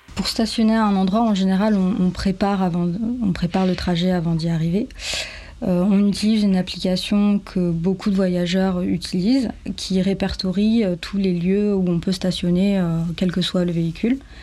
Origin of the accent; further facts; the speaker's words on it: French Guiana; moved away as an adult; also born or lived in Bordeaux / Marseille / Paris; now in France; j'ai grandi en Guyane, moi j'ai toujours été habituée à être proche de la nature